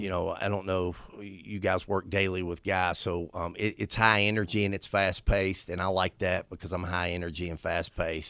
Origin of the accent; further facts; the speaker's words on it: St. Albans, West Virginia, United States; I was born and raised in Saint Albans, West Virginia